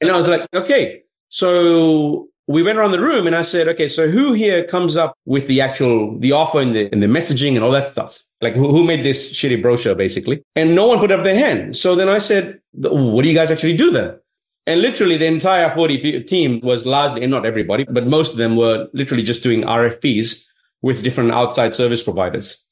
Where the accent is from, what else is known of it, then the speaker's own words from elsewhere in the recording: Fiji; now in Sydney, Australia; I was from Fiji